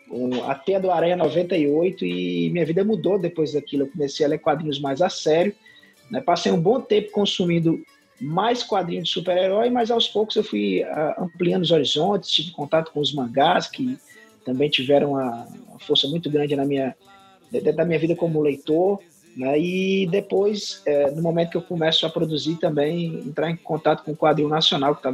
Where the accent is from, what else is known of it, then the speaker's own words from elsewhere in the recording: Sobral, Ceará, Brazil; mas assim, minha vida toda foi aqui, nasci em Sobral, minha mãe é legitimamente sobralense, meu pai, ele era do sul do Ceará, da região do Cariri, ele é de uma cidade chamada Milagres, né? então eu misturo dentro de mim o norte e o sul do Ceará, né?